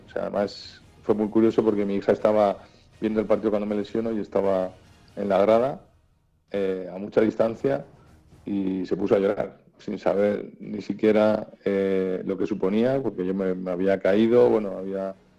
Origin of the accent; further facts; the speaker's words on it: Madrid, Community of Madrid, Spain; moved away as an adult; also born or lived in Santander; yo me fui de Madrid con 21 años